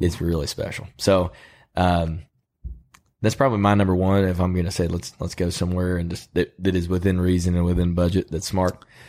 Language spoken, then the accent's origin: English; Illinois, United States; now in Lexington, United States; When I was a kid growing up in Illinois, we went on, uh, car rides and looked for deer